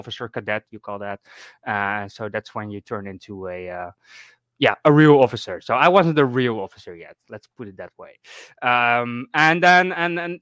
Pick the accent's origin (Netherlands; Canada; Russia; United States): Netherlands; I'm from the Netherlands